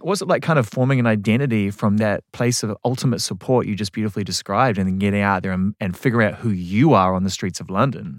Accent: New Zealand; I'm from New Zealand

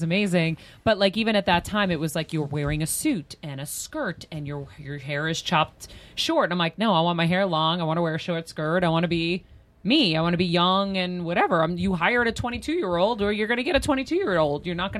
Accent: Boston, Massachusetts, United States; I'm from Boston. So when it happened.

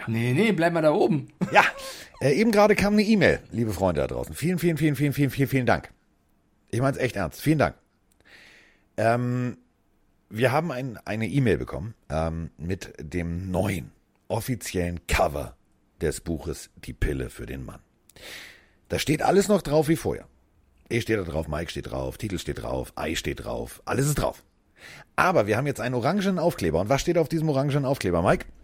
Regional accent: Hamburg, Germany; ich bin ja Hamburger, ne? Das gibt's ja bei uns an jeder Ecke.

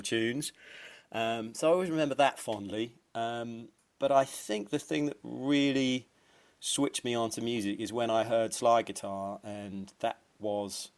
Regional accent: Woking, South East England, United Kingdom; also born or lived in Cardiff, Wales; he became an RSPCA man in Woking in Surrey. So when I was very young, we moved down there. So that's where I spent most of my youth

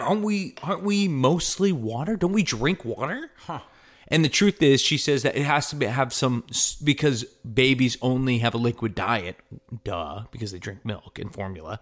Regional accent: Connecticut, United States; Connecticut, East Coast

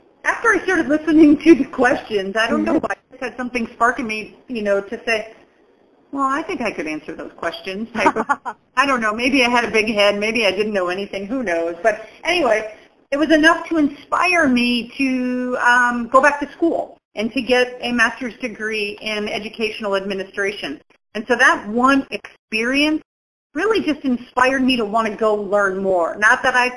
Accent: Dubuque, Iowa, United States; now in Quad Cities, United States; I grew up in Dubuque.

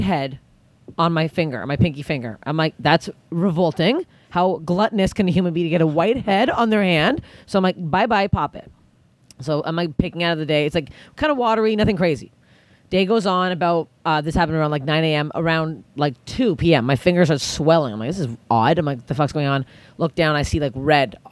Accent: Canada; I'm Canadian

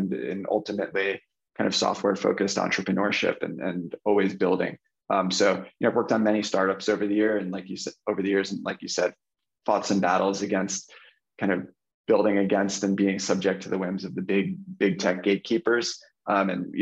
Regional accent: New Jersey, United States; I grew up in New Jersey, outside New York City, in America

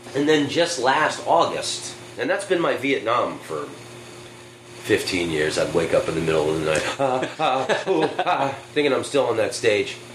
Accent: United States; I'm American

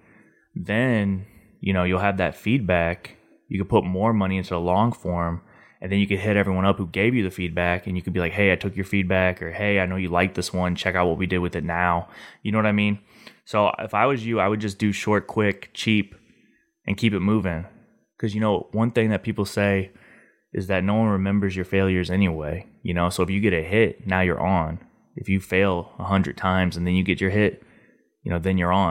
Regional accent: St. Louis, Missouri, United States; I'm from St. Louis

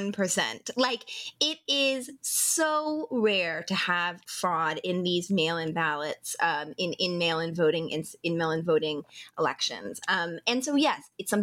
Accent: Utah, United States; I'm from Utah

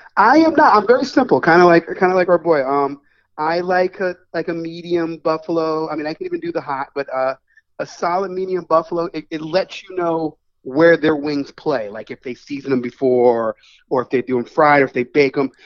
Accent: New York City, New York, United States; moved away; also born or lived in Washington D.C. area; I was born in the Bronx

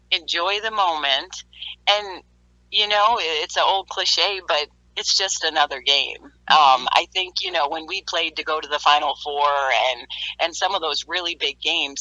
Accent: Iowa, United States; I grew up in Iowa

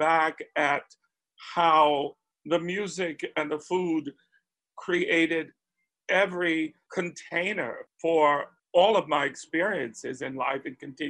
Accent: Spartanburg, South Carolina, United States; I grew up in Spartanburg, South Carolina, already a transplant

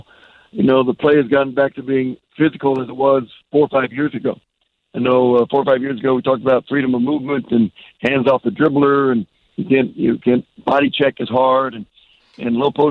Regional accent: Kansas, United States; also born or lived in Las Vegas, Nevada; now in Oklahoma, United States; the people we grew up with in Kansas

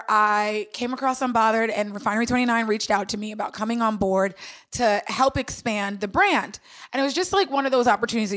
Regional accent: Long Island, New York, United States; also born or lived in Washington, D.C.; And I'm from New York originally. I grew up in Long Island. So my family's still here in Brooklyn.

